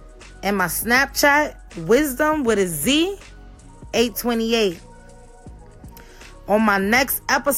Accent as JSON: {"language": "English", "town": "New York City", "region": "New York", "country": "United States", "moved": "yes", "lives_now": "Pennsylvania, United States", "said": "I'm from Brownsville, Brooklyn, but now I'm in Pennsylvania."}